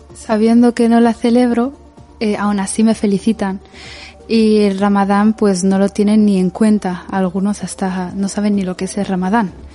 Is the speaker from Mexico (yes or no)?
no; Spain; yo por ejemplo he nacido aquí y he crecido aquí